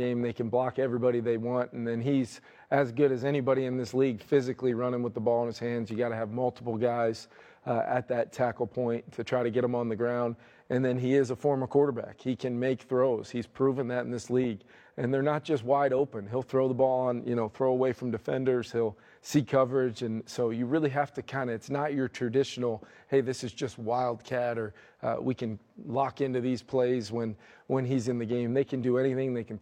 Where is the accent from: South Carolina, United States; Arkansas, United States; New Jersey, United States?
New Jersey, United States; moved away; growing up in New Jersey